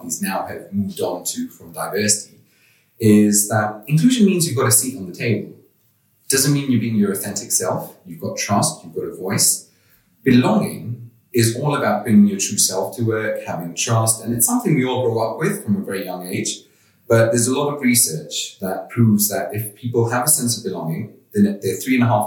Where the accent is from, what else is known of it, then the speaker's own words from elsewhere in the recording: Kenya; also born or lived in London; now in outside London, United Kingdom; I'm actually from Kenya, East Africa. And live outside of London now